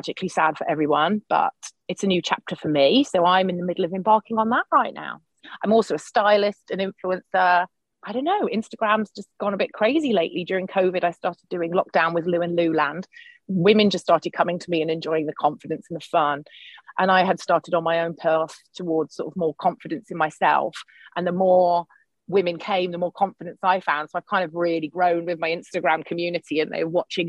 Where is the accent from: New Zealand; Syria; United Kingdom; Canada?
United Kingdom; moved away as an adult; also born or lived in Brighton; now in Portland, United States; I'm British, obviously, but I live in Portland in Oregon, and we moved here 7 years ago for my husband's job.